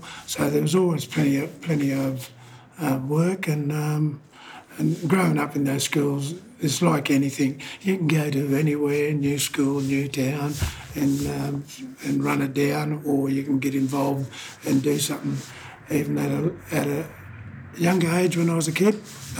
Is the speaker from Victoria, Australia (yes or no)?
no; Bourke, New South Wales, Australia; also born or lived in Brewarrina / Goodooga; now in Dubbo, Australia; Well, I was born in Brewarrina, which is out in western New South Wales. Grew up in Cadooga till I was 10 years old, 9 or 10, and then I moved over to Bourke, and I stayed at Bourke until I was 21.